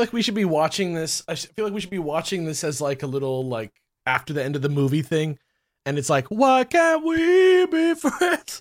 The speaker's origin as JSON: {"language": "English", "country": "United States", "tie": "born or raised there", "said": "I grew up in America for thirty-five years"}